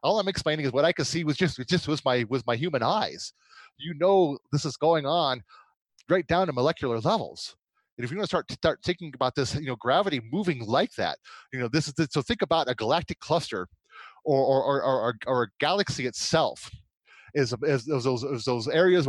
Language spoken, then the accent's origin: English; United States; I'm an American